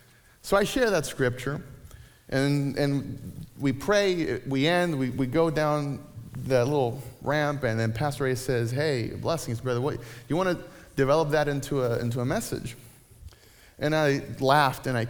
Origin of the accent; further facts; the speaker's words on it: Puerto Rico; moved away; I grew up in Puerto Rico in the 80s and 90s